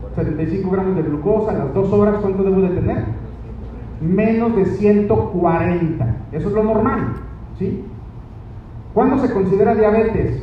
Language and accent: Spanish; Mexico; somos mexicanos